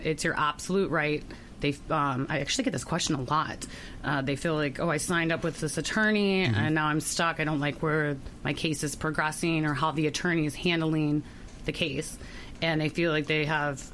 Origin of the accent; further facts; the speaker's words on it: Ohio, United States; now in Florida, United States; I'm from Ohio